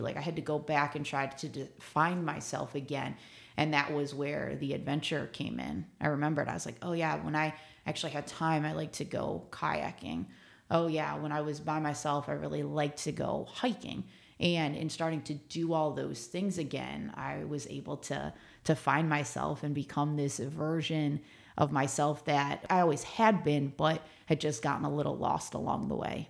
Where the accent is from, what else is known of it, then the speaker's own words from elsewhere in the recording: Mentor, Ohio, United States; moved away as an adult; also born or lived in Brooklyn, New York; now in San Antonio, United States; I'm from near Cleveland, Ohio.